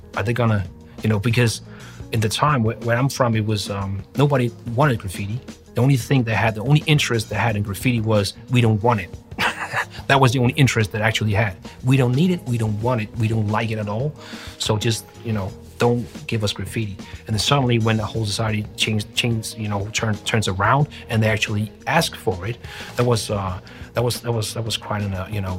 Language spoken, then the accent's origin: English; Denmark; we're from Denmark